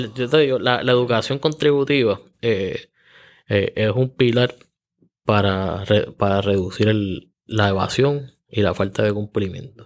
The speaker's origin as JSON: {"language": "Spanish", "town": "Juncos", "country": "Puerto Rico", "tie": "born or raised there", "said": "Yo soy natural de Junco"}